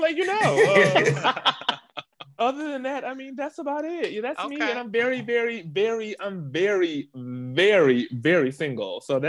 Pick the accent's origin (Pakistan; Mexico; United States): United States; Jacksonville, Florida; I'm from Jacksonville, Florida.